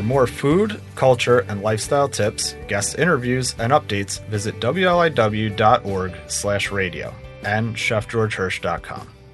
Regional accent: Hampton Bays, New York, United States; I grew up in Hampton Bays

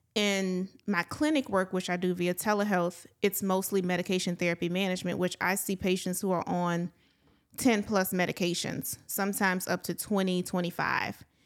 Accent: Palmetto, Louisiana, United States; I am from a small town, um, near the Opelousas area. I'm from Palmetto, Louisiana.

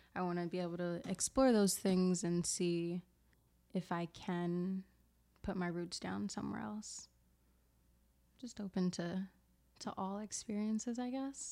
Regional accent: Camden, New Jersey, United States; I'm from South Jersey, Camden, New Jersey

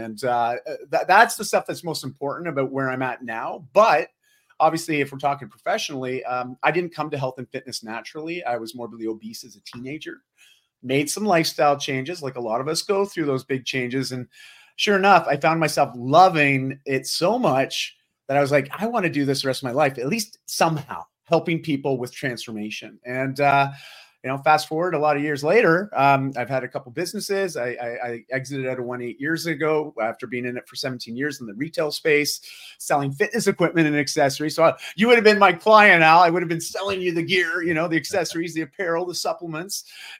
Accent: Ontario, Canada; moved away as an adult; now in Vancouver, Canada; I grew up just outside of Toronto, Ontario, so the eastern side of Canada, or more mid-east, and moved up to Vancouver when I was 18 after I graduated high school.

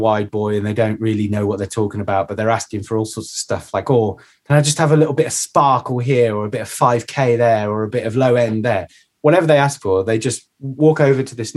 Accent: United Kingdom; as Brits, as Brit engineers

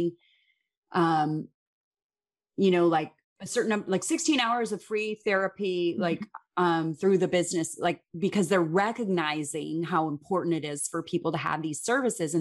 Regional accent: Chicago, Illinois, United States; grew up in Chicago. I grew up in the Midwest

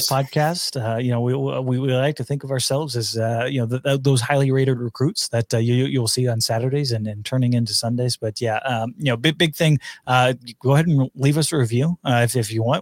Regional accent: near Arlington, Texas, United States; moved away; down there in Arlington uh, near my hometown

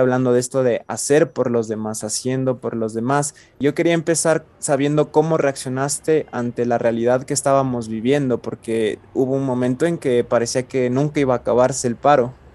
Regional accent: Ecuador; todos somos ecuatorianos

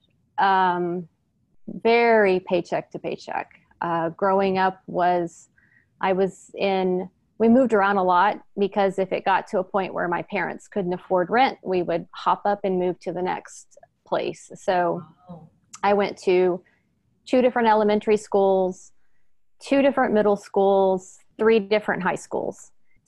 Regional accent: Houston, Texas, United States; also born or lived in Northern California; now in East Bay, California, United States; I was born and raised in Houston, Texas

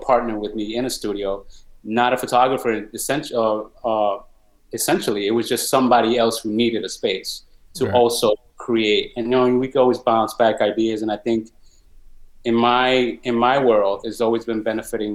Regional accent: New York City, New York, United States; I'm a New Yorker at heart for sure. I live in the Bronx

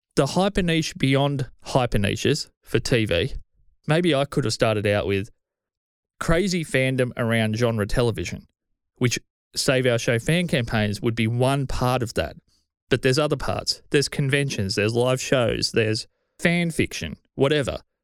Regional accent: Australia; I'm Australian

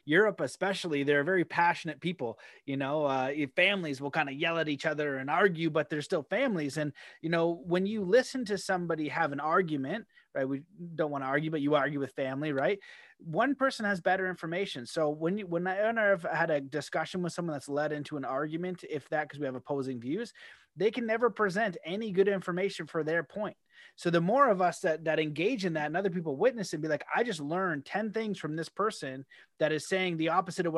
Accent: Canada; I've had like mixed feelings being a Canadian

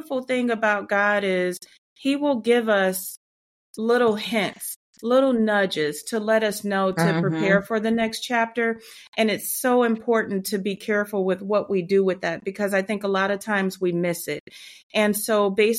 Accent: Midwest, United States; moved away as an adult; now in Atlanta, United States; born and raised in the Midwest and currently living just outside of the Atlanta, Georgia area

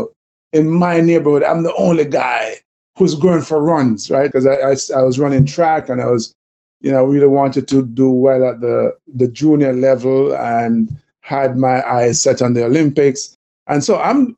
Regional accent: Jamaica; accent: Jamaican; they're probably hearing from the accent that I'm Jamaican too

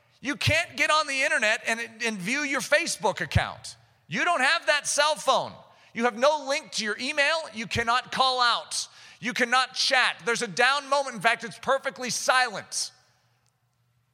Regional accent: United States; as an American

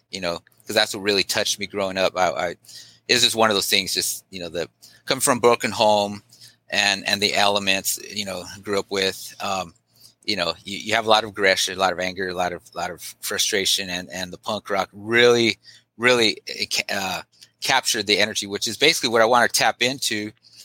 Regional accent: Long Beach, California, United States; also born or lived in East Los Angeles, California; where I was born in East LA, but I basically moved down to Long Beach

